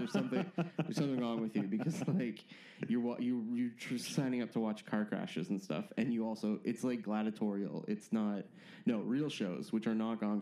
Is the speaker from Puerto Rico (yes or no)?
no; Canada; moved away as an adult; now in London, United Kingdom; that's why I sound like this. Everyone listening at home, I'm Canadian